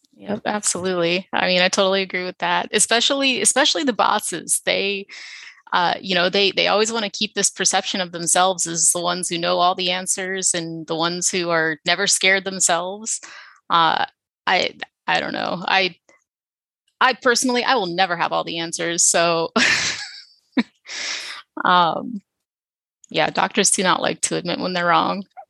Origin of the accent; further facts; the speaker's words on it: Philadelphia, Pennsylvania, United States; moved away as an adult; also born or lived in New York City; now in San Antonio, United States; I grew up in Philadelphia. I had never left Philadelphia until intern year